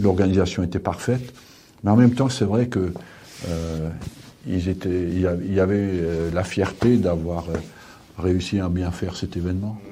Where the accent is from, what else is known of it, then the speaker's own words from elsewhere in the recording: France; je suis français